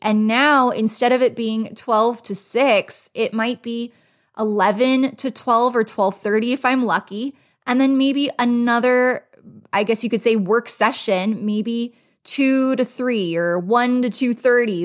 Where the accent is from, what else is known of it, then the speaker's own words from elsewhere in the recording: Los Angeles, California, United States; now in Las Vegas, United States; I am originally from Los Angeles